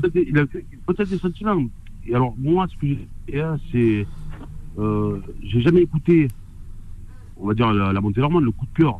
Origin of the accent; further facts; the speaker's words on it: Marseille, Provence-Alpes-Côte d'Azur, France; en tant que Marseillais